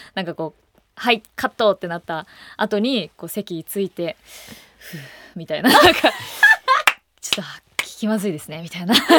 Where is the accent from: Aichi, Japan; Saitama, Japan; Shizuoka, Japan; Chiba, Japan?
Aichi, Japan; moved away as an adult; now in Tokyo, Japan; 愛知に住んでたので